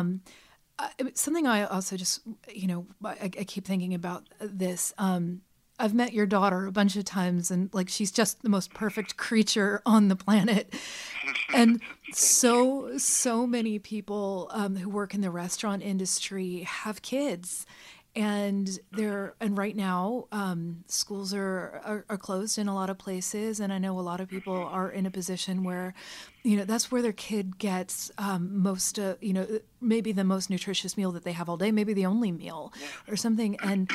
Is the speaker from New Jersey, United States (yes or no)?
no; Kentucky, United States; moved away as an adult; I grew up in Kentucky